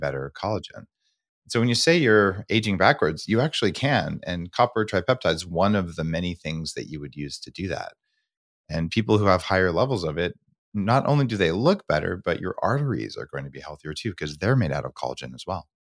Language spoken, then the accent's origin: English; United States; as an American